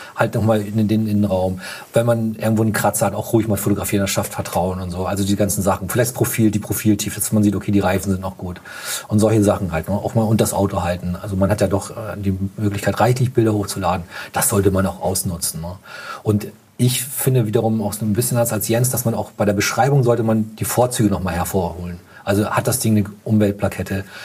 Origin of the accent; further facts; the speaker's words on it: Hamburg, Germany; bei uns in Hamburg